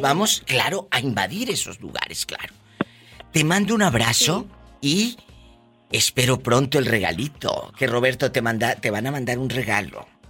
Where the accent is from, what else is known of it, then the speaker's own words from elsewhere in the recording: Matamoros, Tamaulipas, Mexico; moved away; estaría en Matamoros